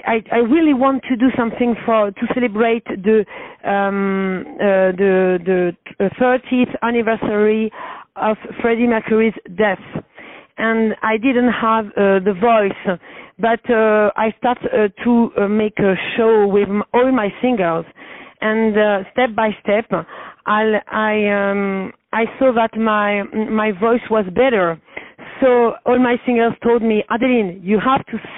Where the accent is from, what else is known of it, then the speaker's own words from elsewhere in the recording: Paris, Île-de-France, France; English is a second language; I'm from Paris